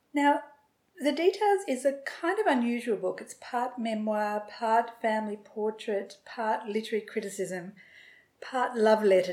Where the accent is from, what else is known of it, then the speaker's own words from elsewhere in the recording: England, United Kingdom; I'm so English in my background